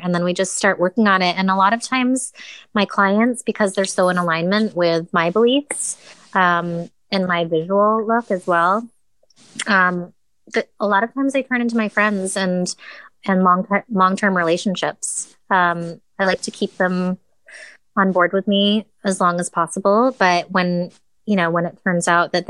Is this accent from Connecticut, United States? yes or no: yes; Connecticut, United States; I grew up in Connecticut